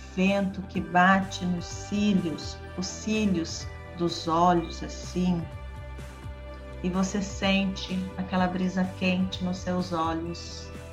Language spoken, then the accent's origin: Portuguese; Brazil; also born or lived in Paraguay; a nossa visão como brasileiro